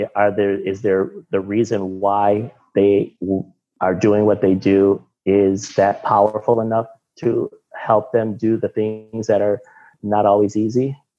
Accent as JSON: {"language": "English", "region": "Michigan", "country": "United States", "moved": "as an adult", "lives_now": "Miami, United States", "said": "I'm from Michigan"}